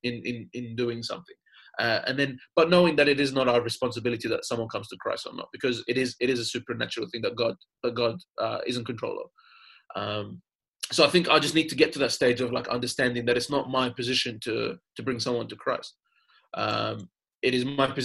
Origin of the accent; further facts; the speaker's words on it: Jordan; also born or lived in England; now in Australia; I was born in Jordan and I grew up there